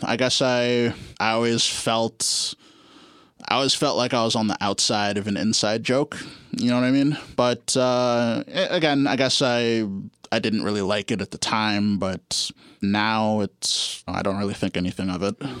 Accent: Guelph, Ontario, Canada; also born or lived in Ottawa; now in Toronto, Canada; I grew up in Guelph.

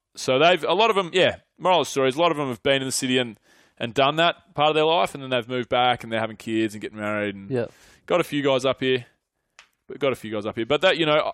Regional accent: Mornington Peninsula, Victoria, Australia; moved away as an adult; also born or lived in Melbourne; now in Sydney, Australia; a lot of my mates that I grew up with are on the Mornington Peninsula

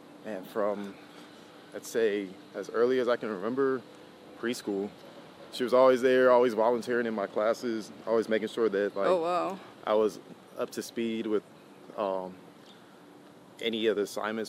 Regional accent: Humboldt County, California, United States; also born or lived in Los Angeles, California; born in Humboldt County, which is in Eureka, California

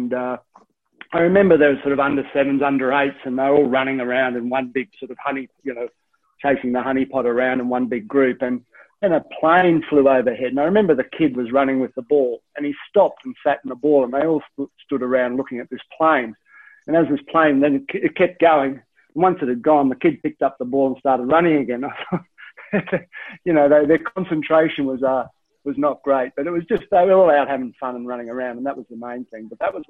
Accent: Gold Coast, Queensland, Australia; However, before that, at a young age, I went to school on the Gold Coast

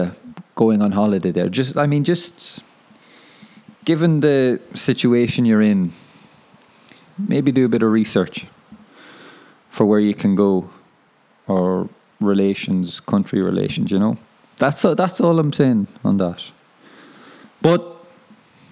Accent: Ireland; now in Wellington, New Zealand; I'm from Ireland.

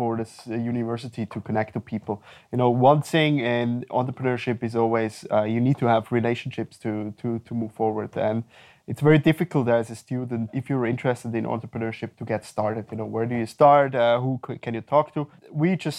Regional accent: Winterthur, Zurich, Switzerland; also born or lived in Ireland / China; I was born in Winterthur and raised there.

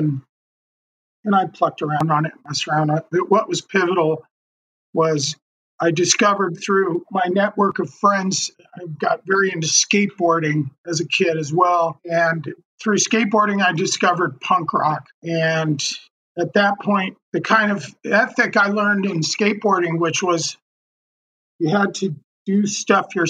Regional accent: Denver, Colorado, United States; I was born in Denver, Colorado.

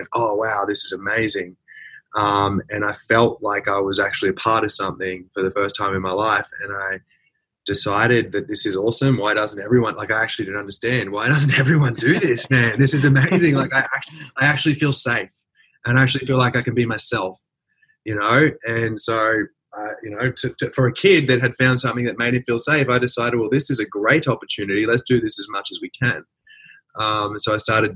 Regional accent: Brisbane, Queensland, Australia; I grew up in Brisbane, middle class kind of family

